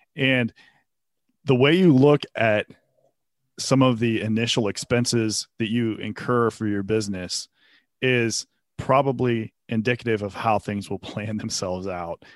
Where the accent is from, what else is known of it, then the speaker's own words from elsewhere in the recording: Pennsylvania, United States; moved away as an adult; now in Atlanta, United States; I started in Pennsylvania. I worked for a law firm there in my hometown where I had grown up